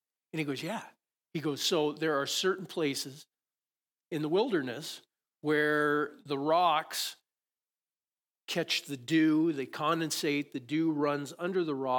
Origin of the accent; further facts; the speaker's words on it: Conrad, United States; I grew up in Conrad, and especially in the springtime, when you look out, and we had some sheep farmers around.